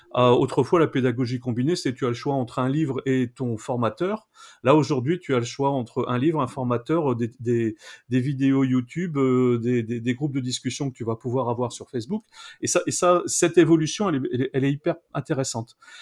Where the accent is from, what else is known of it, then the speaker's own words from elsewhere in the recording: Pas-de-Calais, Hauts-de-France, France; je suis né en 1965 dans le Pas-de-Calais, je suis originaire du Pas-de-Calais